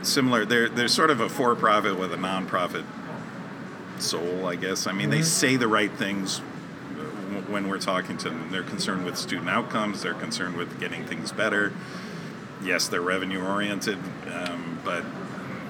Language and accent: English; Connecticut, United States; I was born in Connecticut